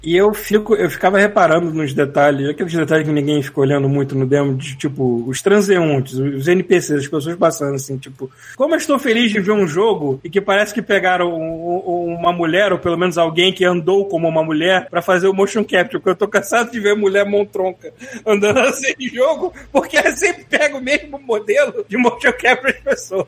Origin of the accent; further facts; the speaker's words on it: Brazil; se eu virar cidadão canadense, não preciso jogar a brasileira fora